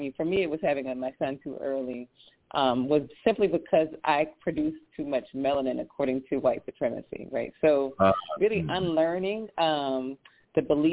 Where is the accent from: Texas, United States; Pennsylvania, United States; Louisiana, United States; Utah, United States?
Louisiana, United States; I'm from Louisiana